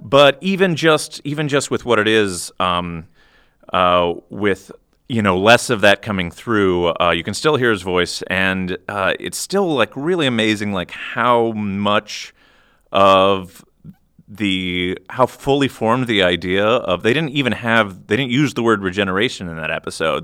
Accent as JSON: {"language": "English", "region": "Iowa", "country": "United States", "tie": "born or raised there", "said": "I'm from Iowa"}